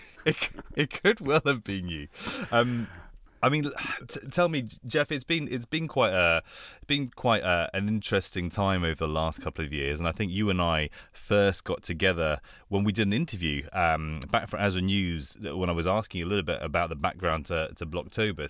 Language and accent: English; London, United Kingdom; also born or lived in Bangkok, Thailand; I grew up in London